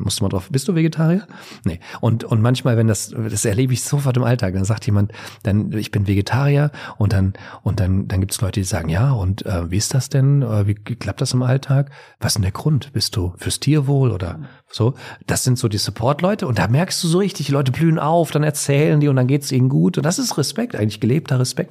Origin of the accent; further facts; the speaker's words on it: Bavaria, Germany; Ich komme ja aus Bayern.